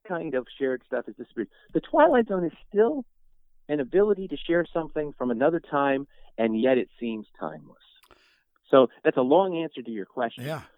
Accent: New York, United States; I grew up in New York too. I grew up Catholic. I grew up in New York

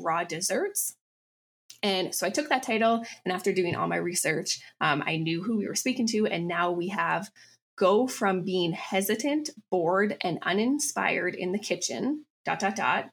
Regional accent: Calgary, Alberta, Canada; also born or lived in Chicago, United States / Vienna, Austria; I grew up in Calgary, Alberta, Canada

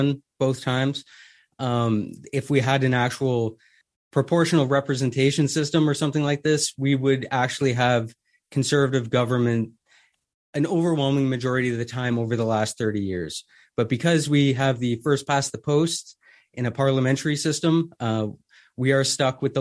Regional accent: Canada; I am a Canadian

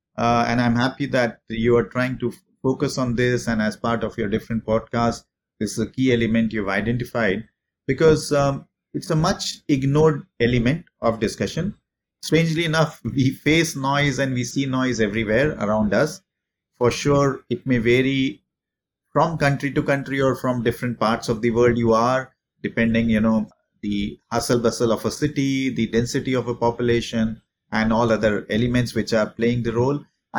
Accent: India; moved away as an adult; also born or lived in Paris; now in Singapore; I am based in Singapore. I've been living in Singapore for the last 15 years. I'm an Indian national, but I've been outside of India now for the last 20 plus years.

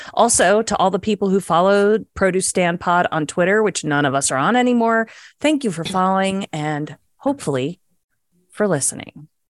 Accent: Virginia, United States; also born or lived in New Jersey; we all met in middle school when I moved down to Virginia from Jersey

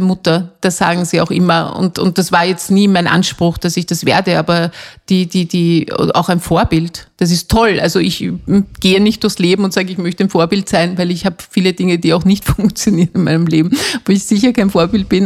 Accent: Austria; bei uns in Österreich

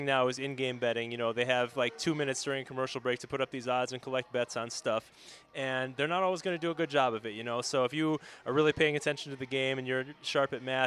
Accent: Naperville, Illinois, United States; now in Las Vegas, United States; My hometown of Naperville, Illinois

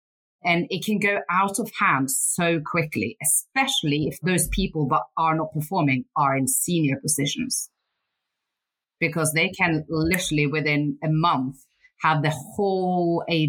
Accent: Northern Norway, Norway; born there; So I was born in Northern Norway, and my mum was alcoholic and my dad was a fisherman.

